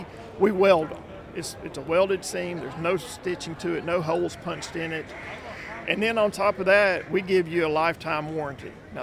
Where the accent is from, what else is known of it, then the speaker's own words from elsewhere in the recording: Texarkana, Arkansas, United States; moved away as an adult; also born or lived in Conway, Arkansas / Little Rock, Arkansas / northwest Mississippi; now in Mississippi, United States; I grew up in Texarkana